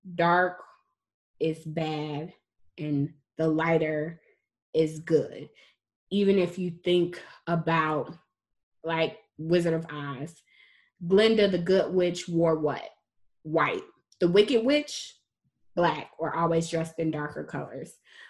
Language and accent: English; United States; as a dark-skinned woman growing up in America